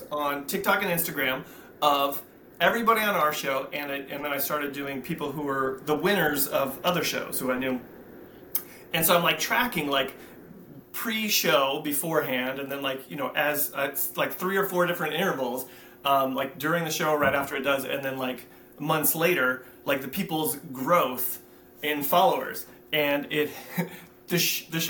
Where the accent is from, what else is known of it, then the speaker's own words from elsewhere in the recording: California, United States; also born or lived in Oceanside, California; They say that I'm from Oceanside, which is where I was born. I technically am from Oceanside and grew up in California.